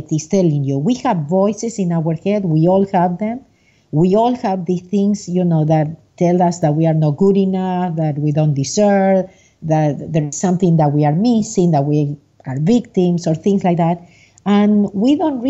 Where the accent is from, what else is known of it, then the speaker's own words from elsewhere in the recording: Argentina; moved away as an adult; now in United States; I was born in Argentina, and I'm living in the U.S. I have been living in the U.S. for the last 37 years. I was an accountant, a CPA, and a licensed